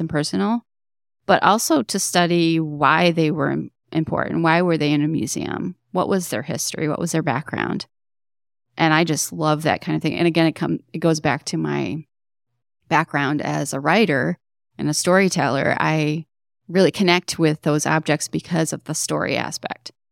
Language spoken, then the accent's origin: English; Detroit, Michigan, United States; I grew up in Detroit, in Southwest Detroit, to be more specific